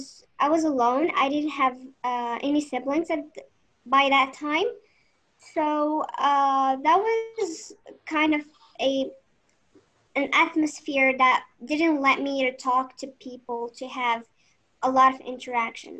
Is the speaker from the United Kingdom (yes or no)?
no; Morocco; I'm 19 and I'm from Morocco